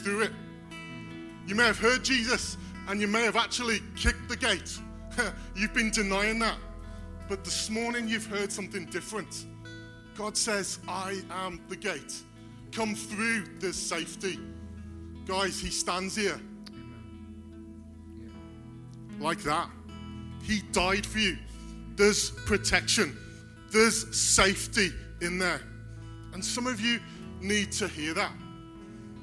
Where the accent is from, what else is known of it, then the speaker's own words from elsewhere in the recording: Wales, United Kingdom; moved away; I'm not from around here. I'm from Wales. And there's a big farming community there. And there's lots of gates. And as a young child, I used to gather with friends around a gate